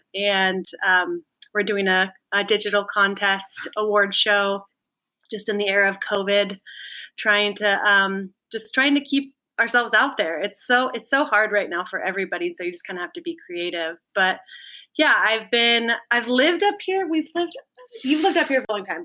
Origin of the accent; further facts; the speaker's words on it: Santa Cruz, California, United States; also born or lived in Mendocino; I grew up in in Santa Cruz. That's where um I, was born